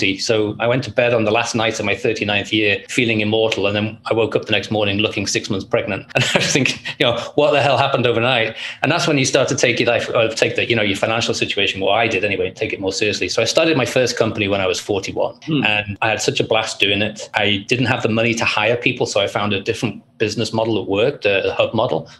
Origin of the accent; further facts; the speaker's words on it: Liverpool, North West England, United Kingdom; I grew up in Liverpool, England, and my childhood was one of poverty